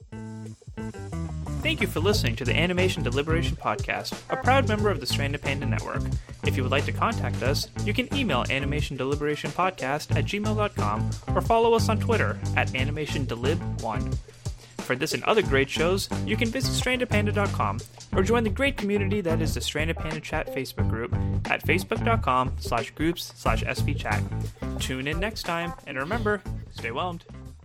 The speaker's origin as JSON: {"language": "English", "country": "United States", "said": "we, as an American audience"}